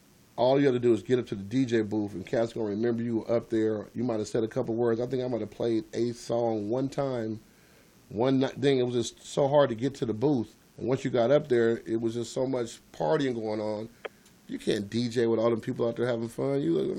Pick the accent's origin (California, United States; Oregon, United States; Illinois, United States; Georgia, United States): California, United States; I came out there from California